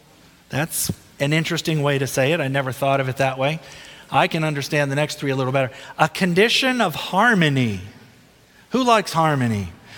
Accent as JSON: {"language": "English", "town": "Philadelphia", "region": "Pennsylvania", "country": "United States", "tie": "born or raised there", "said": "I grew up in Philadelphia, Pennsylvania. I went to Greater Philadelphia Junior Academy. My dad was the pastor at the Chestnut Hill Seventh-day Adventist Church."}